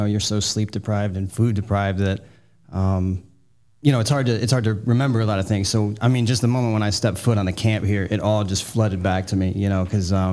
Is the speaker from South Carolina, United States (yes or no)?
no; Maryland, United States; now in Fort Myers, United States; I'm originally from Maryland, but right now I've been living in Fort Myers, Florida for the past 5 years